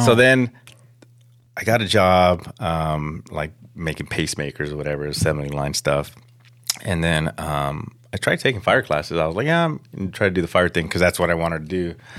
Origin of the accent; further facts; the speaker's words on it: Los Angeles, California, United States; I grew up in Pacoima, um, right there off of Van Nuys and Herrick by the Projects.